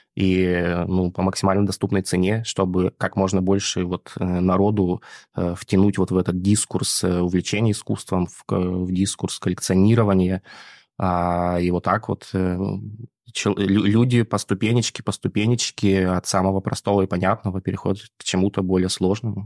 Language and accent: Russian; Barnaul, Altai Krai, Russia; moved away; я вообще родом из Барнаула